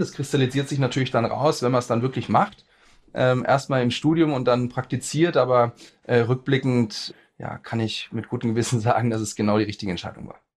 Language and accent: German; Erlangen, Bavaria, Germany; also born or lived in Nuremberg; bin geboren in Erlangen, äh, bin dort zur Schule gegangen, habe da auch studiert